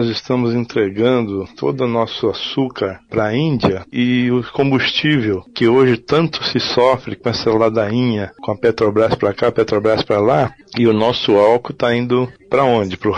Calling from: São Paulo, Brazil; sou do Belenzinho, São Paulo.

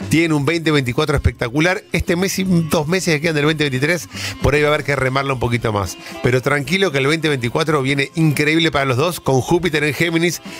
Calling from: Mar del Plata, Buenos Aires Province, Argentina; de Mar del Plata te habla.

